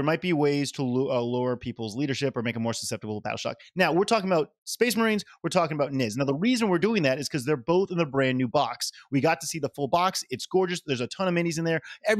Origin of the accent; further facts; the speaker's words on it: Louisiana, United States; I am from Louisiana.